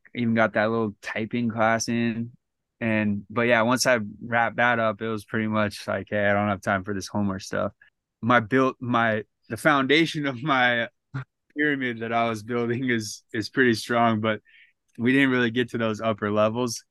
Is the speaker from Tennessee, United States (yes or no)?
no; San Diego, California, United States; I was from San Diego